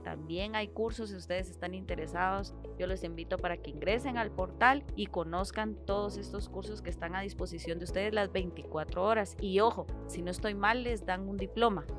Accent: Guatemala; tenemos como guatemaltecos

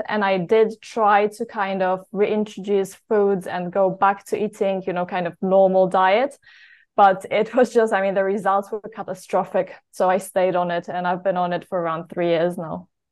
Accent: Poland; also born or lived in United Kingdom; I am from Poland originally.

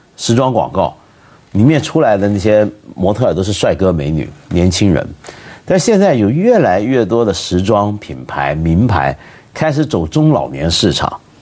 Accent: China; 我们中国人

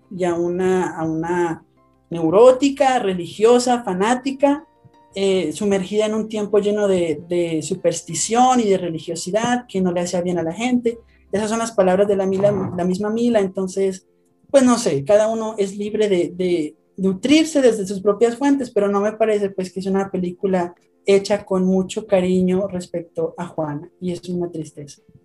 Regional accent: Colombia; also born or lived in Bogotá, Colombia; soy de Colombia, les, hablo desde Bogotá, Colombia

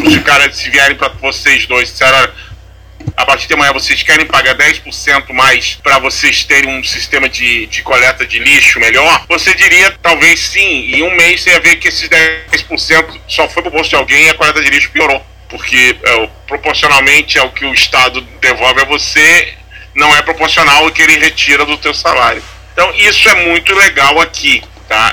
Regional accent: Brazil; eu, como brasileiro

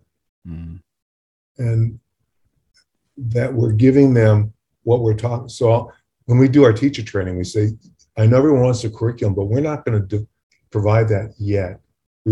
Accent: California, United States; I'm from California

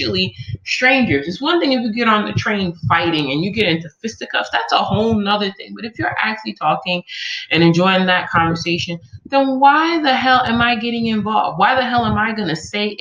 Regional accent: New York, United States; moved away; also born or lived in Omaha / California; all the years I grew up in New York

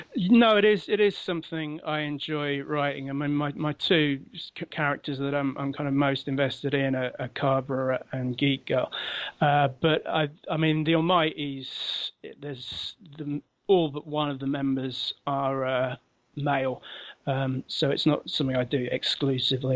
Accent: London, United Kingdom; moved away as an adult; now in Sheffield, United Kingdom; I'm originally from London. Uh, I've moved to Sheffield in, in the north of England and lived here for many years now.

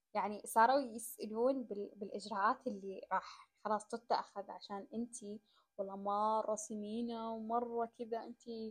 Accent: Saudi Arabia; أنا قاعدة أنقل أو أمثل بلدي

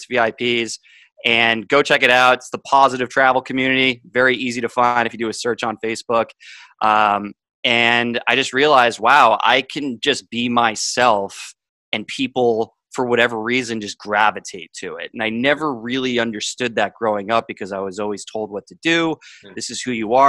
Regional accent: Boston, Massachusetts, United States; also born or lived in Miami; I grew up in an upper middle class family north of Boston

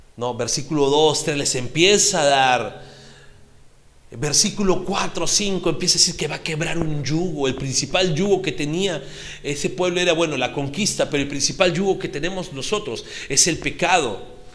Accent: Peru; Como peruanos

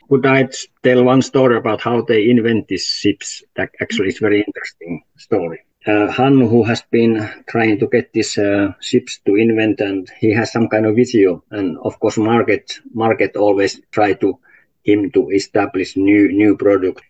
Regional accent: Salla, Lapland, Finland; English is a second language; We belong to municipality of Salla

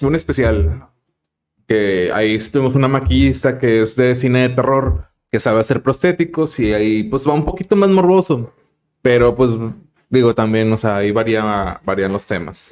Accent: Monterrey, Nuevo León, Mexico; somos regios

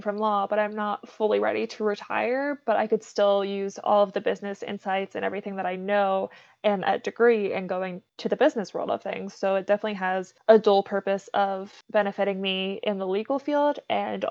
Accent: Pittsburgh area, Pennsylvania, United States; moved away as an adult; also born or lived in Ohio; now in Las Vegas, United States; raised in Pennsylvania, lived there for 17 years.

